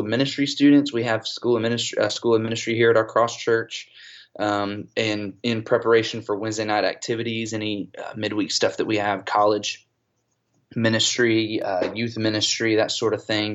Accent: Atlanta, Georgia, United States; moved away as an adult; also born or lived in South Carolina; now in Fayetteville, United States; I'm originally from Atlanta, Georgia. We moved back to Georgia, the Atlanta area, when I was in 8th grade

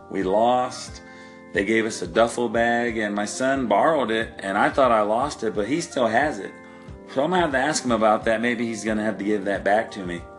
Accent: Oklahoma, United States; growing up in Oklahoma, we didn't have a team, but we followed the Braves and the Cubs because they were on TV all the time. And uh, I only lived two hours away from Houston

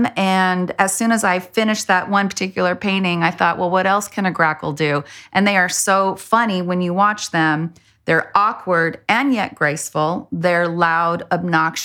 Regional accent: El Paso, Texas, United States; now in Austin, United States; growing up in El Paso had such a influence on me

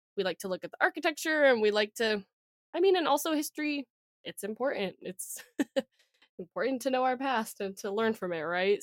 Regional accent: Texas, United States; we're from Texas

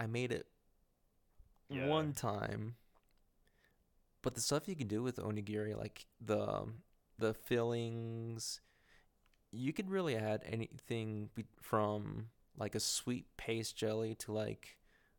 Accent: Texas, United States; I'm born and raised in Texas

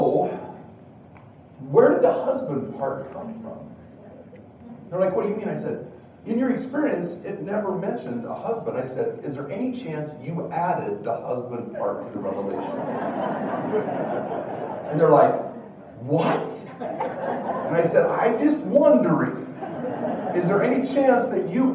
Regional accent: Wyoming, United States; also born or lived in Washington, D.C.; now in Utah, United States; I've lived in Utah longer than I have Wyoming, but I am from Wyoming. That is my roots and proud of it

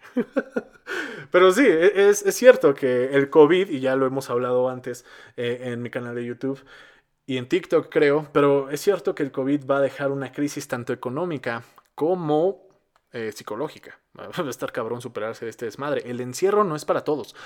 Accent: Mexico; somos el país que habla español más poblado de Latinoamérica

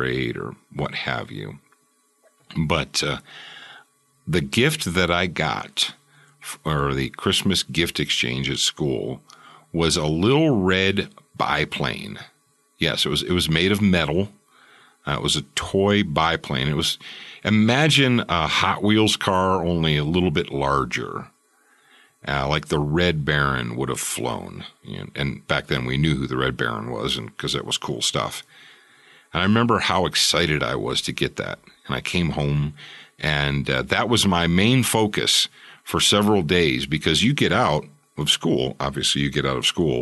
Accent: Roseville, Michigan, United States; also born or lived in Detroit, Michigan; I was born actually in the city of Detroit

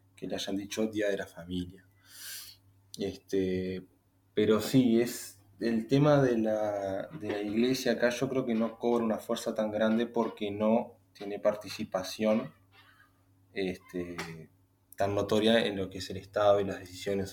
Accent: Uruguay; como, como uruguayo

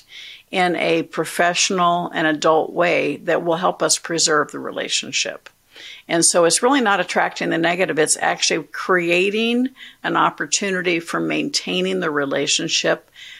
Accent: Orlando, Florida, United States; also born or lived in Tallahassee; I grew up in Orlando

